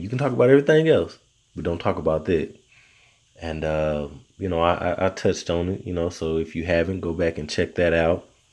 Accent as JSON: {"language": "English", "region": "Arkansas", "country": "United States", "accent": "Southern", "moved": "as an adult", "lives_now": "Texas, United States"}